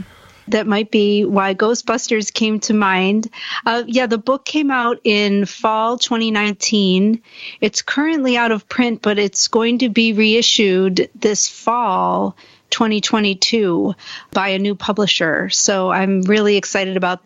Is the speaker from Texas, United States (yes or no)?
no; Buffalo, New York, United States; I grew up in Buffalo, New York, which is in upstate New York